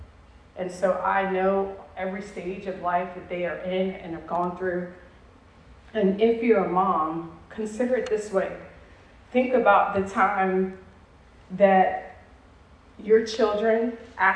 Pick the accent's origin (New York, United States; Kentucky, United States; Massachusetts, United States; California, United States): New York, United States; New York City; moved away; I'm a New York City girl.